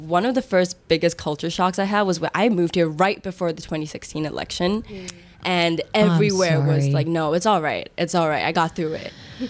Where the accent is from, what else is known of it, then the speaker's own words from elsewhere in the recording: Singapore; I love Singapore for everything that it made me and everything that it showed me